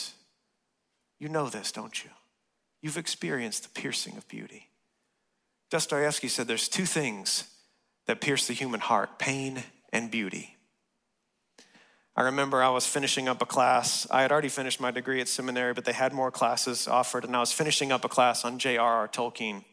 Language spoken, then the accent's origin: English; West Texas, United States; moved away; I grew up in West Texas, and I'm used to tornadoes